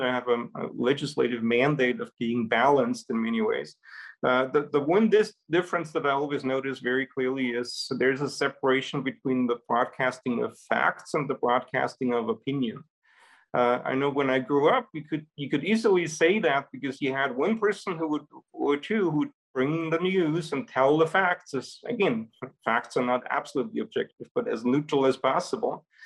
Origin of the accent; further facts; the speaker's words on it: Salzburg, Austria; moved away; That's my hometown in, in Europe.